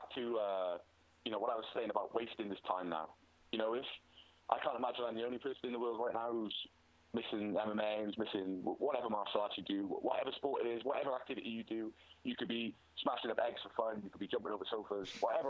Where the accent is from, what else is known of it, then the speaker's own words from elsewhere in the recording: Wales, United Kingdom; I'm Welsh